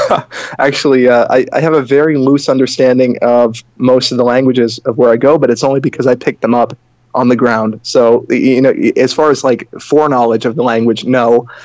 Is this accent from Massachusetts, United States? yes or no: yes; Boston, Massachusetts, United States; moved away as an adult; now in Riga, Latvia; So that's how I ended up there. I'm originally from Boston. So there's no accent there, hopefully.